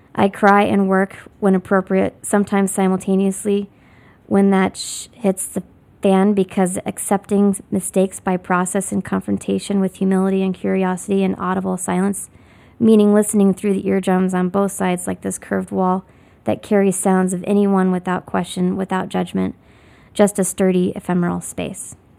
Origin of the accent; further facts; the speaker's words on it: Lafayette, Indiana, United States; moved away as an adult; also born or lived in Bloomington, Indiana / New York City; now in Chicago, United States; I'm originally from Lafayette, Indiana